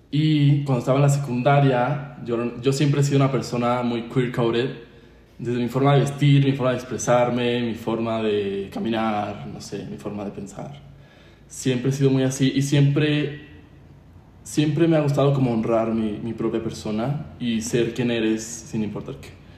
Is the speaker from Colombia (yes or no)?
no; San Luis Potosí, Mexico; yo soy mexicano, nacido en San Luis Potosí.